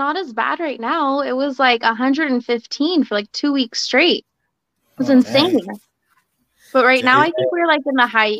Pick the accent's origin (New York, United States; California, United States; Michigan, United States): California, United States; Central Valley; I'm from the Central Valley. So it's like right in the middle of the state, kind of.